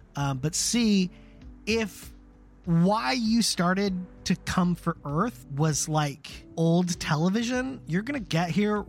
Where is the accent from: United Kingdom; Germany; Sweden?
Germany; born there; I was born in Germany, though, so it might be very strange.